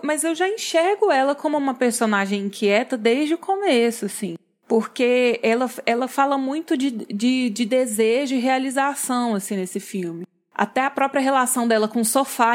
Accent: Goiás, Brazil; eu, que sou goiana

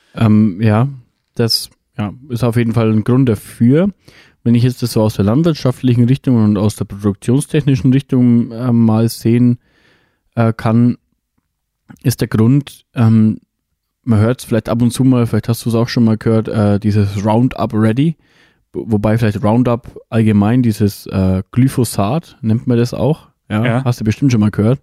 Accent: Germany; bei uns in Deutschland

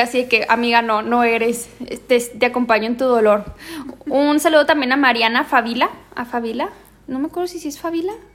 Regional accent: Ciudad Juárez, Chihuahua, Mexico; nosotras somos de Juárez

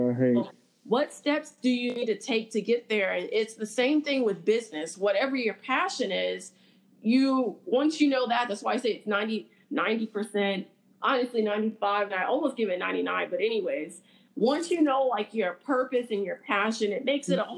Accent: Los Angeles, California, United States; moved away; I'm from South Central Los Angeles

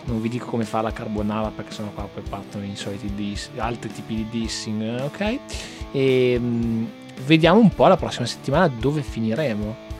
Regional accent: Piacenza, Emilia-Romagna, Italy; io sono di Piacenza, magari il dialetto di un'altra città non lo capisco. faccio già fatica a capire il dialetto della mia città

